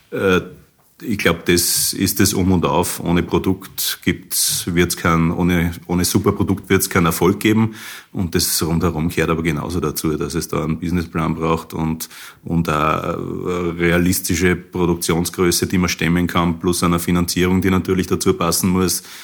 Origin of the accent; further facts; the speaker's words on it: Linz, Upper Austria, Austria; moved away as an adult; now in Germany; ich finde, es ist höchste Zeit, dass, dass, dass Linz wieder ihr eigenes Bier kriegt. Ich selber bin ein Linzer, ich bin vor 20 Jahren ausgezogen, um das Bierbrauen zu lernen, Richtung Weinstefan, Bayern.